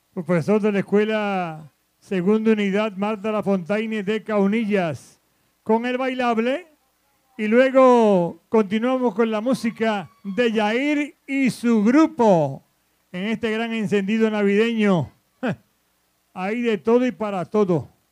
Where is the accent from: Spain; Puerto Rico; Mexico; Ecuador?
Puerto Rico; Utuado; en la montaña, en el corazón de Puerto Rico, en mi pueblo de Utuado